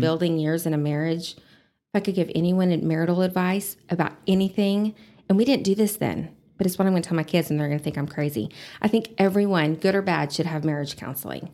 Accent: Amarillo, Texas, United States; I was born and raised in Amarillo.

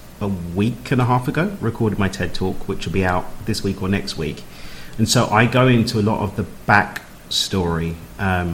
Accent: London, United Kingdom; I'm from East London

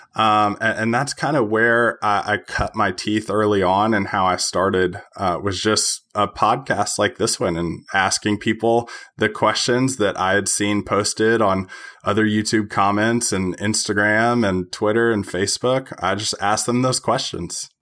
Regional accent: Tennessee, United States; I am from Tennessee.

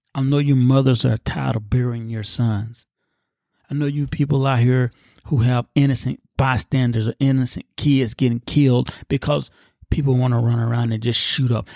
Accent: United States

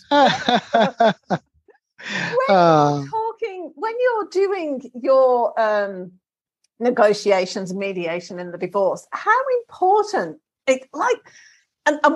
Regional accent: England, United Kingdom; moved away; I'm from England originally

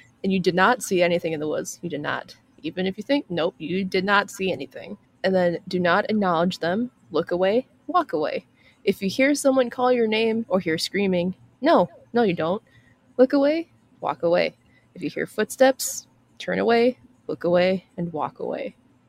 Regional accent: Appalachia, United States; I'm from the Appalachian Mountains.

